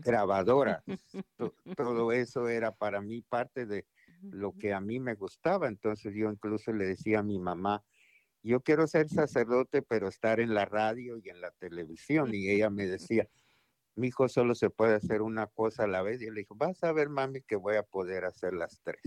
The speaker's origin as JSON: {"language": "Spanish", "town": "Guatemala City", "region": "Guatemala Department", "country": "Guatemala", "tie": "born or raised there", "also_born_or_lived": "Maryland / Washington, D.C. / Mississippi", "moved": "as an adult", "lives_now": "United States", "said": "en Guatemala, en la ciudad de Guatemala, donde yo nací"}